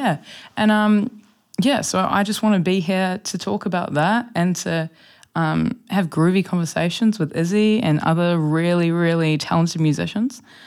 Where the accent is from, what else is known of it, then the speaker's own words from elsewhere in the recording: Wellington, New Zealand; I grew up here in Wellington, um, along the Lal Bay Coast